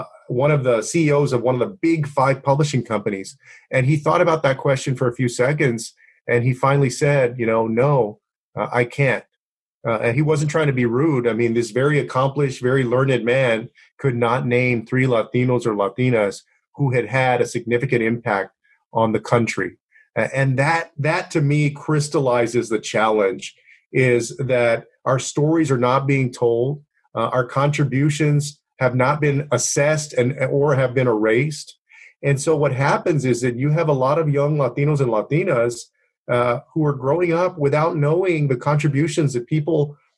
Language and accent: English; San Antonio, Texas, United States; spent a lot of time in my hometown of San Antonio